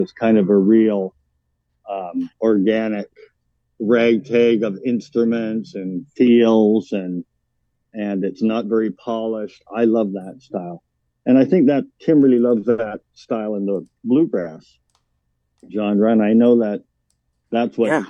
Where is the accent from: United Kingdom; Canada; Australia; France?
Canada; Vancouver Island, British Columbia; moved away as an adult; also born or lived in Yukon; now in Winnipeg, Canada; I grew up on Vancouver Island